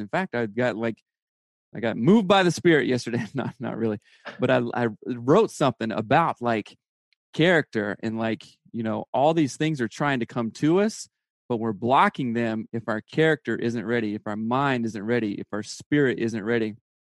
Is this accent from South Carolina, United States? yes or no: yes; South Carolina, United States; now in Seattle, United States; I'm from South Carolina